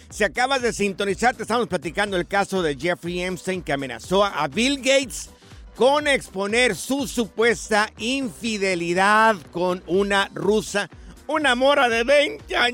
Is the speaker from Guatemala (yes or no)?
no; Jalisco, Mexico; Mira, yo tengo unos parientes allá en Aguascalientes. Yo soy del estado de Jalisco, pero tengo familia ahí en Aguascalientes.